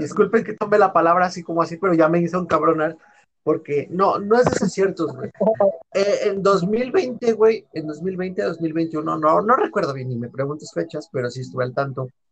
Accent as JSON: {"language": "Spanish", "region": "Mexico City", "country": "Mexico", "said": "soy de, yo Iztapalacra, güey, de Iztapalapa"}